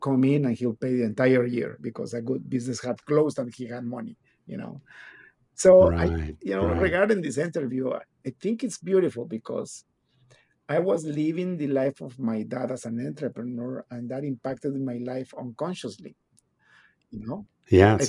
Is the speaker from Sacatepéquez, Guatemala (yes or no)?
no; Guatemala City, Guatemala Department, Guatemala; now in Canada; I was born and raised in Guatemala City, Guatemala